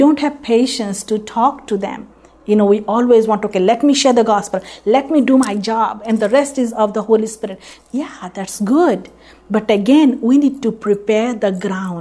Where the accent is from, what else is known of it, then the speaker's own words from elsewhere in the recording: India; now in United States; I'm an Indian